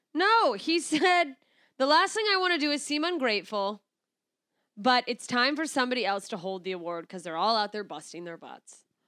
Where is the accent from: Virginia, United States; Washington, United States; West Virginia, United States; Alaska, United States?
Alaska, United States; accent: Alaskan; moved away; my Alaskan accent